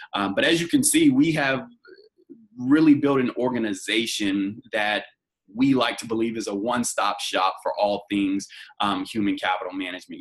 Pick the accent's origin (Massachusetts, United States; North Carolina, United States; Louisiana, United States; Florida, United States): North Carolina, United States; Roanoke Rapids; now in Los Angeles, United States; I'm originally from a small town in North Carolina called Roanoke Rapids, North Carolina, in Halifax County, um, and now I live in Los Angeles, California